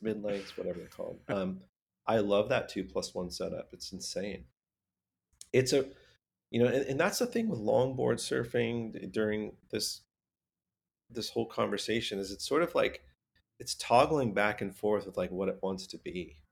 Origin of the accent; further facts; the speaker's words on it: Southern California, United States; growing up in Southern California